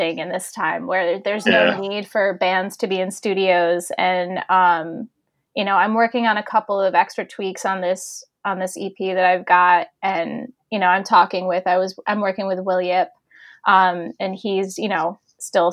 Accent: Syracuse, New York, United States; moved away; also born or lived in Los Angeles / Philadelphia; Syracuse, which is my hometown

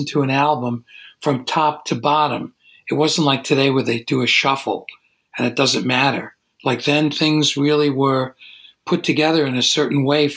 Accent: New York City, New York, United States; moved away as an adult; also born or lived in Manhattan; now in Woodstock, United States; I grew up in Brooklyn and I lived in Manhattan

